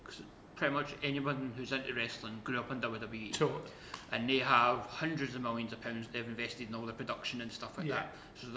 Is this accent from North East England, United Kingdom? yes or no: no; Scotland, United Kingdom; I'm Scottish